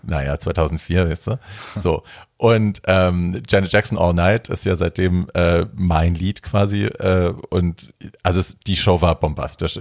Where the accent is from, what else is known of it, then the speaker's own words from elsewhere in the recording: Hesse, Germany; ich komme ja aus Hessen, aus der Ecke